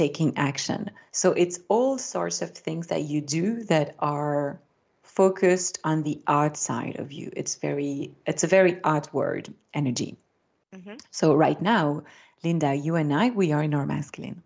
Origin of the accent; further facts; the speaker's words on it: Belgium; first language French; English is a second language; I grew up in Belgium, my mother tongue is French